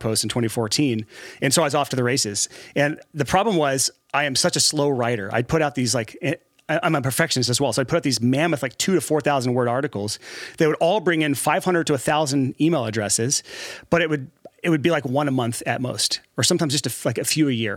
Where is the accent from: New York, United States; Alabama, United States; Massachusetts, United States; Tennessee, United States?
Alabama, United States; moved away; Born and raised in Alabama, and, uh, somehow made it out of what I call the trap, which is Alabama